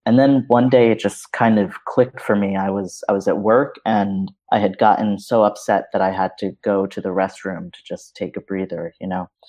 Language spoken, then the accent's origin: English; New York City, New York, United States; I was born in New York City